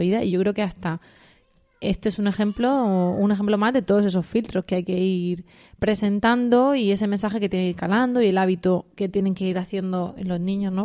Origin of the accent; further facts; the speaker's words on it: Region of Murcia, Spain; Así de estupendos somos los murcianos